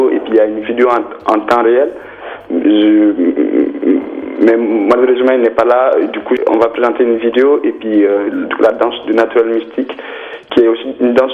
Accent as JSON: {"language": "French", "country": "Mali", "also_born_or_lived": "France", "moved": "as an adult", "said": "j'ai commencé le travail à Bamako parce que je viens du Mali."}